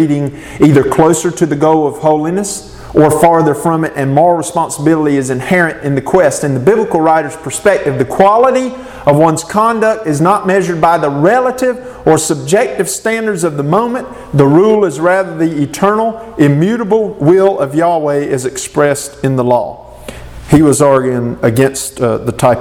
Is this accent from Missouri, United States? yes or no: no; Southern Nash County, Eastern North Carolina, United States; Southern Nash County is where I'm from